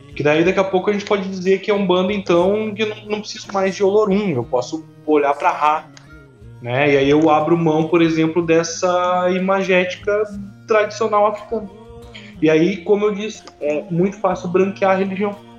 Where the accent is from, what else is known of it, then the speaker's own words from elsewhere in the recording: Rio Grande do Sul, Brazil; que sou gaúcho